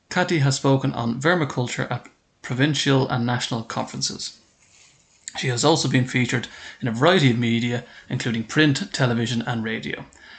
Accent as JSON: {"language": "English", "country": "Ireland", "said": "as an Irishman, we don't really get nice temperatures here in Ireland."}